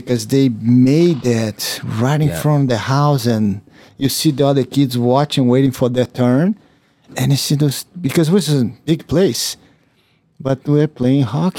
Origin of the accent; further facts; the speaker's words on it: Brazil; growing up in Brazil, we don't have snow.